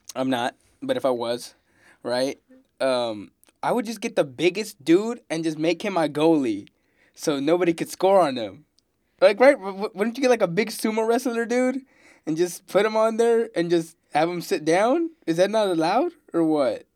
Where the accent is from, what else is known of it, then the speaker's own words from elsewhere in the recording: Houston, Texas, United States; I'm from Houston, freaking Texas, Houston man